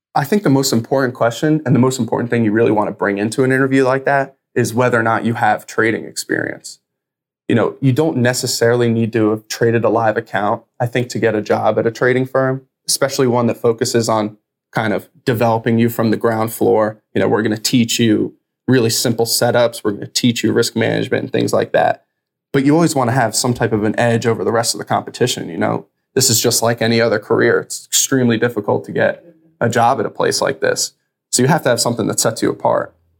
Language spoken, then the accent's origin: English; New Jersey, United States; I'm from New Jersey, so my family's all around there